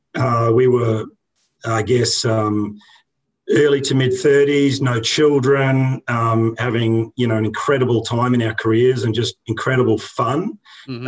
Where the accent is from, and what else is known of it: Brisbane, Queensland, Australia; born or raised there